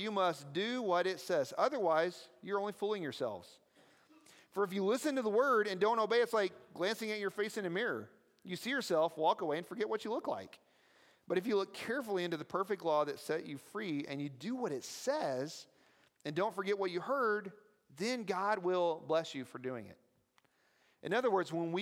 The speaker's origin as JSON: {"language": "English", "region": "the South", "country": "United States", "said": "I talk weird because I'm from the South"}